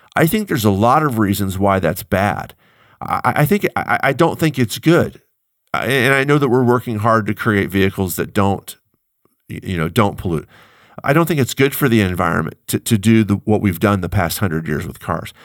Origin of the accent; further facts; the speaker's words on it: United States; as an American